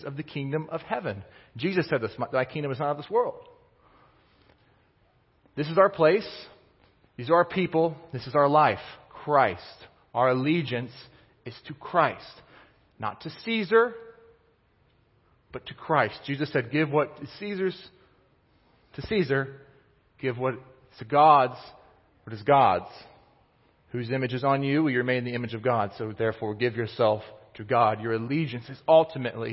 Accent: Kansas City, Missouri, United States; I grew up in Kansas City, but my parents, my dad, he grew up in Pittsburgh

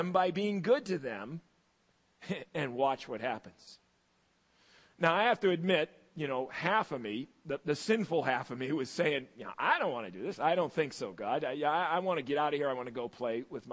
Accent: United States; also born or lived in Massachusetts / Maine; When I was a kid growing up in Massachusetts and in Maine

